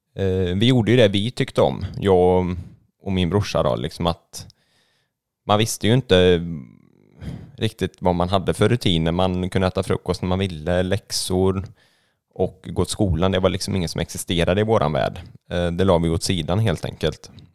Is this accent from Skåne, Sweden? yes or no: no; Gothenburg, Västra Götaland, Sweden; moved away; jag är ju född och uppvuxen i Göteborg